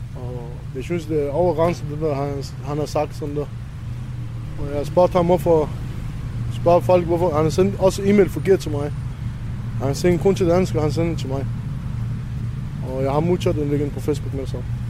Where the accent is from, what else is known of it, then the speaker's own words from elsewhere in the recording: Iraq; Danish is a second language; now in Denmark; Jeg er iraker